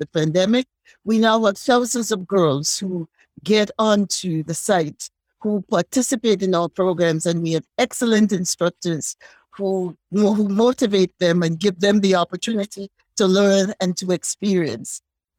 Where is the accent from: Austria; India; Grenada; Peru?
Grenada; St. George's, Saint George; As a young woman growing up in Happy Hill, St. George's, Grenada, in a family that I could remember all the matriarchs.